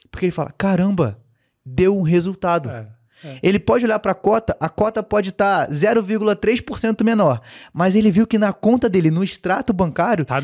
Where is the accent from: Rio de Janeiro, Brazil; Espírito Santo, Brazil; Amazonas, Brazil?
Rio de Janeiro, Brazil; eu, como carioca, né, cara, assim, meu time nunca foi rebaixado.